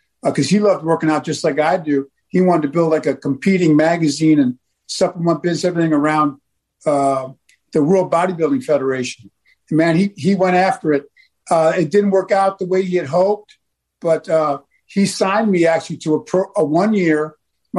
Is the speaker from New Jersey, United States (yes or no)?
no; Buffalo, New York, United States; moved away as an adult; also born or lived in the South (US); I grew up in Buffalo